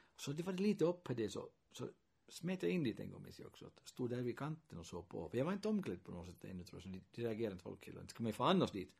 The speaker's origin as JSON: {"language": "Swedish", "town": "Kokkola", "region": "Central Ostrobothnia", "country": "Finland", "tie": "born or raised there", "first_language": "Swedish", "said": "Och redan när jag växte upp här så, så hade jag nog finska vänner. Och intressant fenomenet var ju då i Hakkalax där jag växte upp"}